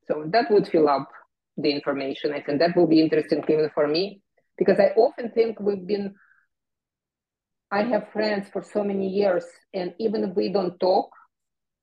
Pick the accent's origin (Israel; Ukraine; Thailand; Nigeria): Ukraine; Kyiv; moved away; I am from Ukraine, I'm from the Soviet Union, but from Kiev.